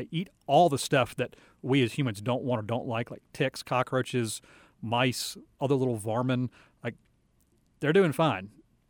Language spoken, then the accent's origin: English; Virginia, United States; when I was growing up in Virginia, one got under our back deck full grown big creature